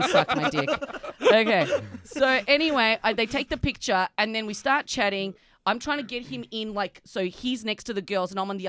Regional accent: Australia

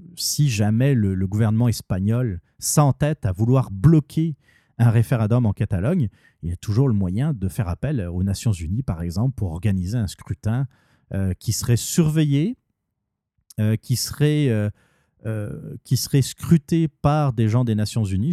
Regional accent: Canada; en tant que Canadien

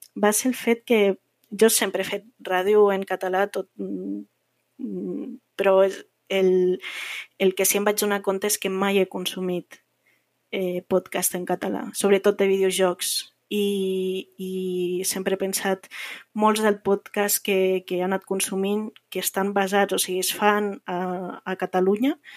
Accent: Andorra; moved away as an adult; now in Barcelona, Spain; tinc un accent una miqueta diferent. Eh, soc andorrana i eh, sí que porto visquent a, a Barcelona uns anys

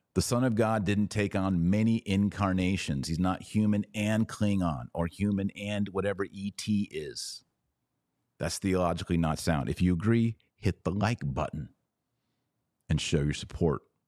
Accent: United States; I was born in America

